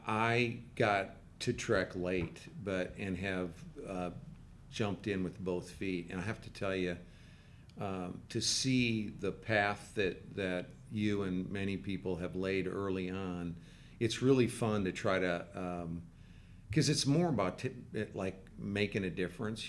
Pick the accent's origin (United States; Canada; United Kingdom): United States; Midwest; now in Dallas, United States; I'm from the Midwest and I came to Dallas in the early 80s.